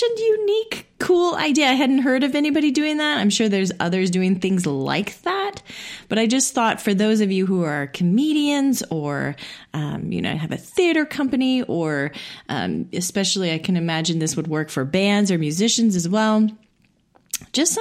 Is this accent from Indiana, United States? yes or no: yes; Indiana, United States; moved away; also born or lived in Illinois / Chicago; Indiana, of course, my hometown